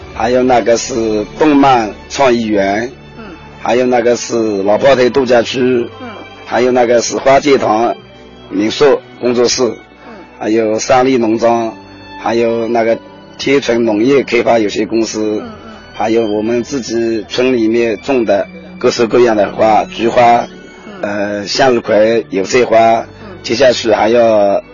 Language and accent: Chinese; Yuhuan, Zhejiang, China; 我是七三里出生的，嗯。这，这个三里。三里，我们三里是也是玉华的一个东部，嗯。也是靠近东海的。我们村就靠近东海